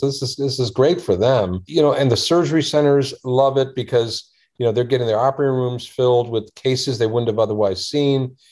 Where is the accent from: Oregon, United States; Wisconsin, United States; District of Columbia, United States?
District of Columbia, United States; Washington; also born or lived in India; we grew up in the Washington, D.C. area